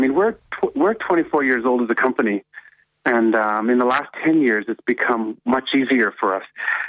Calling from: Toronto, Ontario, Canada; I'm calling from Toronto.

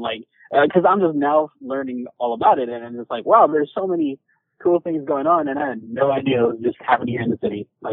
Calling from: San Francisco, California, United States; I am calling from San Francisco.

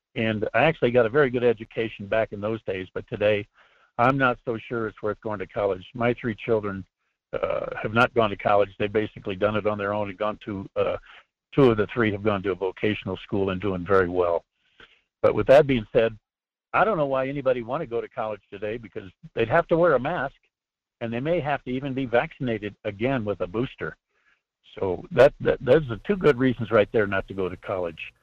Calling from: Leadville, Colorado, United States; also born or lived in Iowa; I'm calling, uh, from Leadville, Colorado

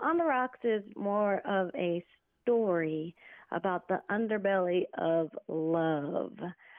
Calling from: Las Vegas, Nevada, United States; also born or lived in Oglala Nation, South Dakota; I'm calling in from Las Vegas, Nevada.

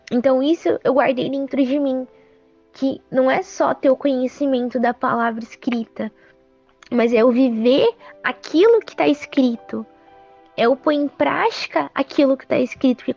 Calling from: São Paulo, Brazil; sou aqui da Zona Sul de São Paulo

